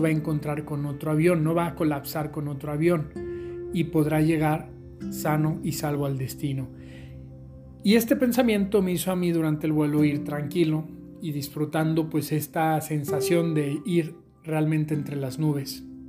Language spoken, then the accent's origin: Spanish; Aguascalientes, Mexico; les mando un saludo desde Aguascalientes, mi tierra, aquí en México